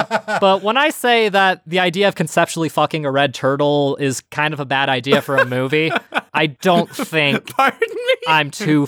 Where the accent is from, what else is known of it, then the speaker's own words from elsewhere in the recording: United States; we're American.